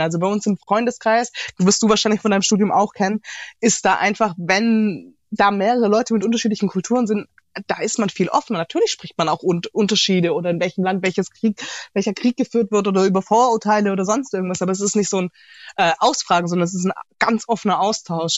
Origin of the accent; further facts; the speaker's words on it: Heilbronn, Baden-Württemberg, Germany; also born or lived in Sri Lanka; Tatsächlich aus Heilbronn